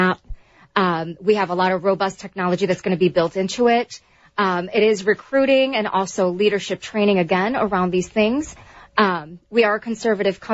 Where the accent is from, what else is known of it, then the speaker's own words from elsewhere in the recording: United States; I'm an American